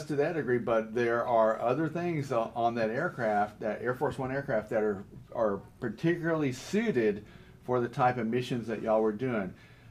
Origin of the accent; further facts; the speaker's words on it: Atlanta, Georgia, United States; I'm from Atlanta